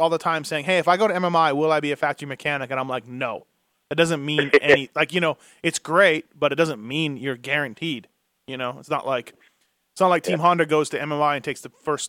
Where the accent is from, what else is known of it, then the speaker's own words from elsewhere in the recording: Manitoba, Canada; I'm from Manitoba. And funnily enough, I know I grew up racing against your brother in Saskatchewan